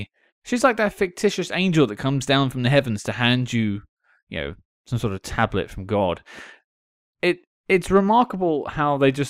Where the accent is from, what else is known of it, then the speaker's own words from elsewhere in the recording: Nottingham, East Midlands, United Kingdom; It's like, I'm British, born and bred. I come from Nottingham.